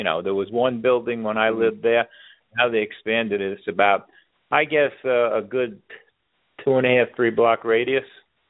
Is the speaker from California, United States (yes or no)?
no; New York City, New York, United States; moved away; I lived in both of them, and I was in Gerritsen Beach longer, of course. I grew up 200 feet from the water.